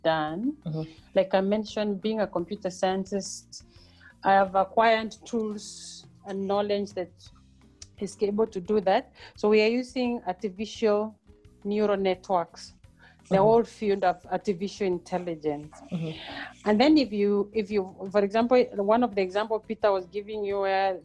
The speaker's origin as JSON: {"language": "English", "area": "Mbeere, eastern Kenya", "region": "Embu County", "country": "Kenya", "tie": "born or raised there", "also_born_or_lived": "Europe", "moved": "as an adult", "lives_now": "South Africa", "said": "I am a village girl born and bred in Kenya, in Mbere, in eastern part of Kenya"}